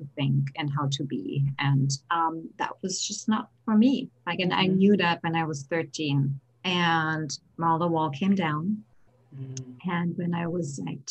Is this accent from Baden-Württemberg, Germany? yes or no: no; Berlin, Germany; now in United States; Born and raised in Berlin, Germany.